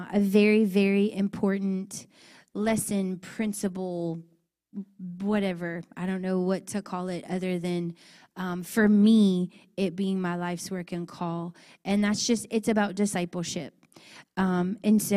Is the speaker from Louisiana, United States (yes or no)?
yes; Scott, Louisiana, United States; I'm born and raised in Scott, Louisiana